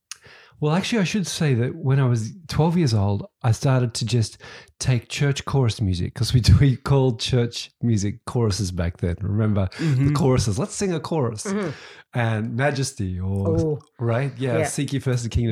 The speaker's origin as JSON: {"language": "English", "town": "Sydney", "region": "New South Wales", "country": "Australia", "tie": "born or raised there", "also_born_or_lived": "Blue Mountains, Australia", "said": "I grew up in Sydney, Australia, and my mum put me through classical piano lessons from when I was 6 years old"}